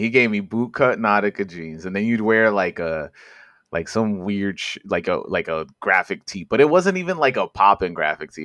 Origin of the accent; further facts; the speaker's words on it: New York City, New York, United States; I'm from Corona Queens